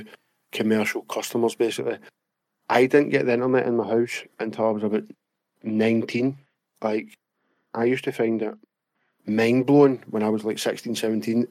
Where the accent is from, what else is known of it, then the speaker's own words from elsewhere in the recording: Glasgow, Scotland, United Kingdom; We're obviously from Glasgow